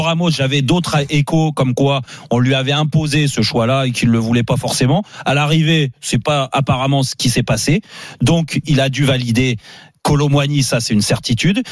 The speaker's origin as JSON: {"language": "French", "country": "France", "said": "nous, en tant que Français et passionnés de football"}